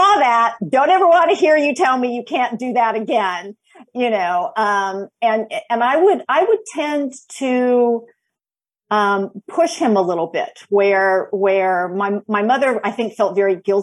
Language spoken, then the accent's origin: English; Los Angeles, California, United States; also born or lived in Georgia / Washington State; now in North Carolina, United States; I'm originally from Los Angeles, from the San Fernando Valley